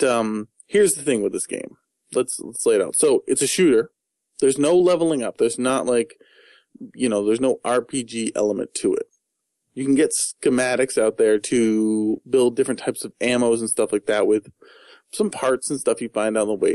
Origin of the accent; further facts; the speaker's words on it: United States; I'm American